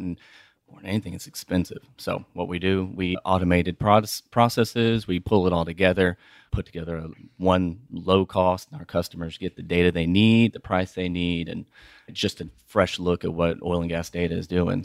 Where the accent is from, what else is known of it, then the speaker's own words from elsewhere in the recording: Houston, Texas, United States; also born or lived in Austin; I'm from Houston